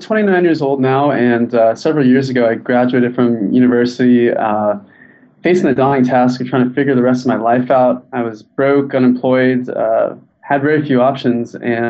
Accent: San Diego, California, United States; Like, I'm from San Diego, so I just went to live in Mexico for 2 months

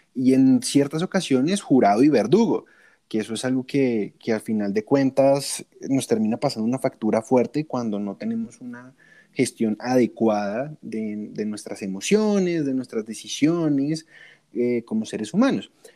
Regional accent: Colombia; soy de Colombia.

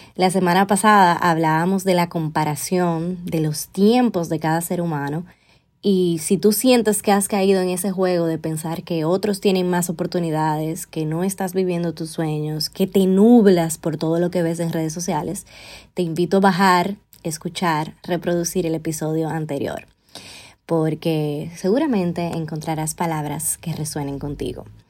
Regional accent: Dominican Republic; also born or lived in Spain; regresar con él a República Dominicana

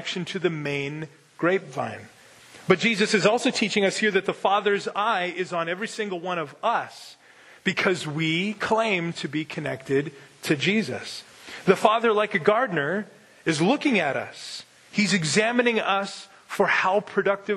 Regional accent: Winkler, Manitoba, Canada; now in North Dakota, United States; I grew up in Winkler, Manitoba

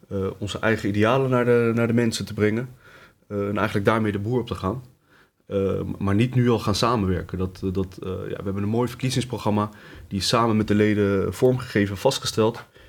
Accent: Leidschendam-Voorburg, South Holland, Netherlands; also born or lived in Tunisia; Ik ben eh, geboren in Tunesië. Eh, opgegroeid hier in Leidschendam-Voorburg. In Voorburg-Noord om eh, precies te zijn

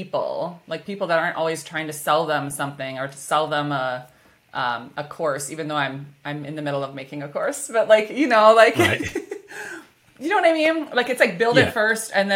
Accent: Minnesota, United States; accent: Minnesotan; my Minnesotan accent

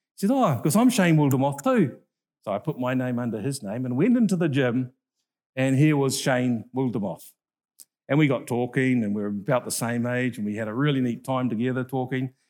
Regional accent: North Island, New Zealand; I'm from the North Island.

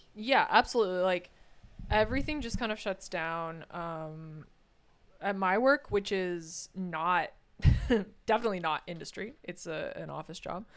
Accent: United States; moved away as an adult; now in Norway; as an American

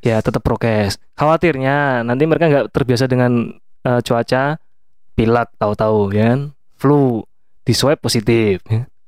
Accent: Yogyakarta, Special Region of Yogyakarta, Indonesia; Kita sebagai orang Jogja

